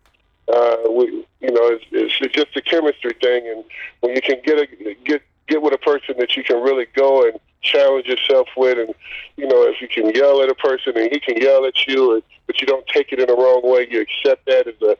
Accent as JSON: {"language": "English", "area": "outside Chicago", "region": "Indiana", "country": "United States", "tie": "born or raised there", "said": "I grew up in Indiana on the outside of Chicago"}